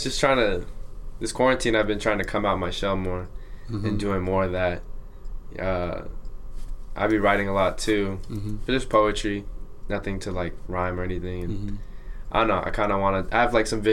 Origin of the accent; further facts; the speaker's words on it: Santa Ana, California, United States; I'm a kid from Santa Ana. Like, I grew up in a house